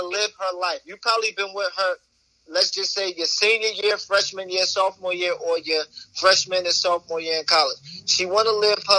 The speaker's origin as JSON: {"language": "English", "region": "New Jersey", "country": "United States", "said": "I'm from Jersey"}